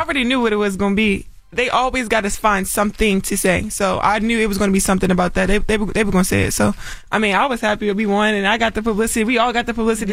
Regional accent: Baltimore, Maryland, United States; I'm from Baltimore, like that's what we do. Like we talk trash

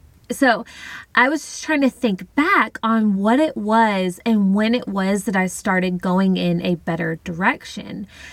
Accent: Tennessee, United States; moved away as an adult; now in Mobile, United States; I was living in Mobile, Alabama. I moved to Alabama from Tennessee after high school a couple of years prior to live closer to my dad and family.

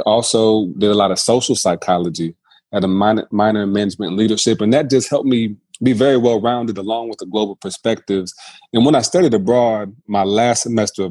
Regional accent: South Bend, Indiana, United States; moved away as an adult; also born or lived in Miami, Ohio / South Carolina; I'm born and raised in South Bend, Indiana

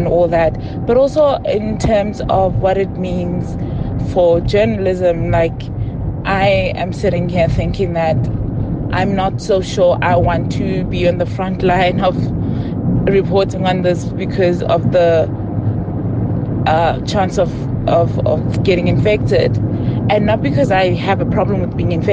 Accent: Muruleng, South Africa; now in Johannesburg, South Africa; I'm driving back from Muruleng, which is the village I come from, and I'm driving back to Joburg.

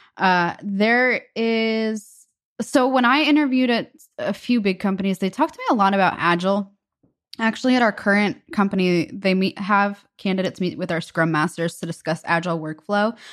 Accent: United States; as an American

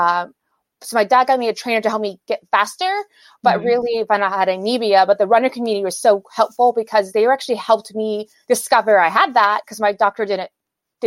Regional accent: Houston, Texas, United States; I'm from Houston.

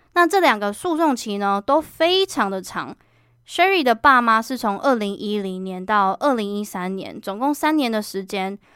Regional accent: Kaohsiung, Taiwan; moved away as an adult; now in Taipei, Taiwan; 我决定从我的家乡高雄换工作到台北

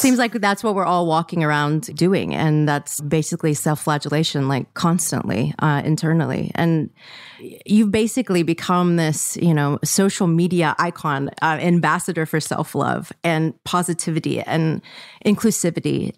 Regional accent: Mississippi, United States; I grew up in Mississippi

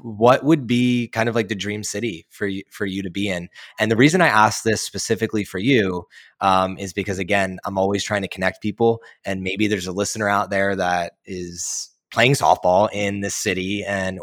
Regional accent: Philadelphia, Pennsylvania, United States; also born or lived in New Jersey; I was born and raised in Philly and outside of Philly in New Jersey

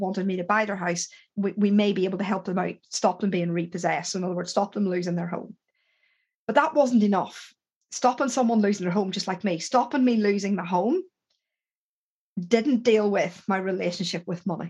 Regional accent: Ireland; I'm Irish

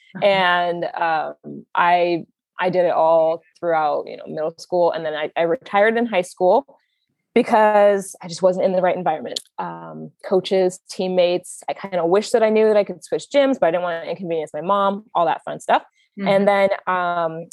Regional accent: Manhattan Beach, California, United States; I'm from Manhattan Beach, California, which is just a little bit south of LAX

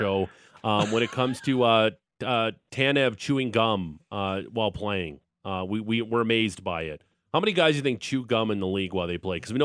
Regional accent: Niagara Falls, Ontario, Canada; now in Calgary, Canada; I'm from Niagara Falls originally

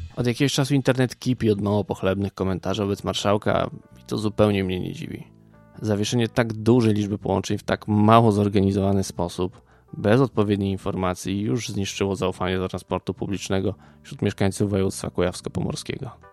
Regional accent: Ukraine; Polish is a second language; now in Poland; Ja sam z Ukrainy

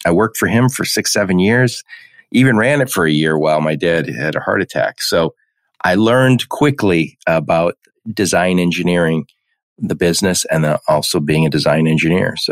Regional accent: Dearborn, Michigan, United States; also born or lived in Midland, Michigan; I was born and raised in Dearborn, Michigan, right outside Detroit

